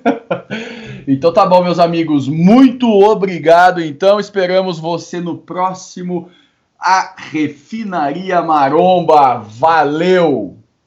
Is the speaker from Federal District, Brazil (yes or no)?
yes; Brasília, Federal District, Brazil; Só de Brasília